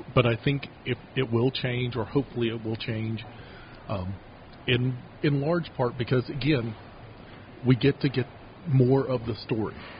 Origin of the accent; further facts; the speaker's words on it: Kentucky, United States; moved away as an adult; now in Utah, United States; town I grew up in in Kentucky